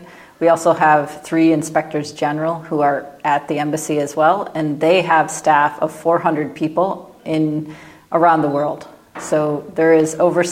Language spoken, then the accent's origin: English; Michigan, United States; my home state of Michigan